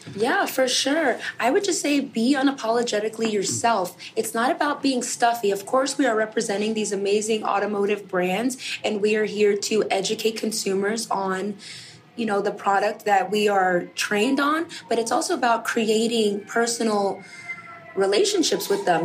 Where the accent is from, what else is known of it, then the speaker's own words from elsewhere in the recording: New York, United States; I'm born and raised in New York